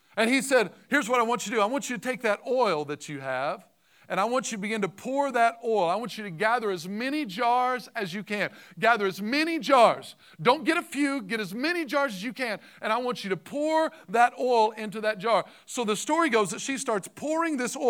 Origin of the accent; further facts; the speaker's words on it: Southern Illinois, United States; I'm from Southern Illinois